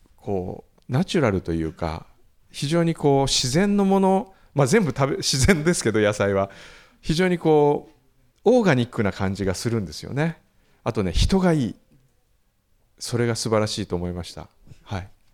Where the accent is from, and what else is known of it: Kumamoto, Japan